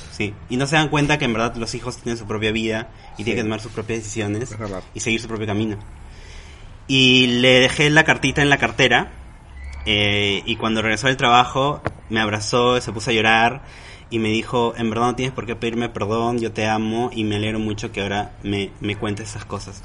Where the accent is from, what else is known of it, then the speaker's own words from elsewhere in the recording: Huaral, Lima, Peru; yo soy de Huaral, venía a Lima